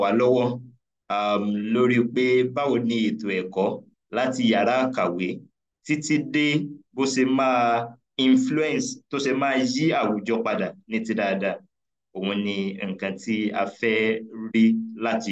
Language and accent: English; Nigeria; first language Yoruba; English is a second language; coming to Nigeria, I think I could speak or could greet relatively in the three major languages, which I would say Dalu to my Igbo compatriots that Francis belongs to, and Nagode to our Hausa compatriot, and then to my mother tongue that I belongs